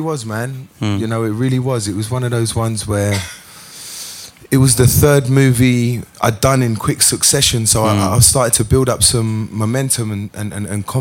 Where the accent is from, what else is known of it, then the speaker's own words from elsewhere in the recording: London, United Kingdom; as a Londoner, you know, coming from this beautiful melting pot that we